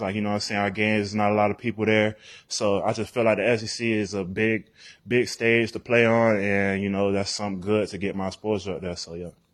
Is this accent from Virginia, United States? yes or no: no; Florida, United States; moved away as an adult; now in Knoxville, United States; I'm from Florida, like, coming to Tennessee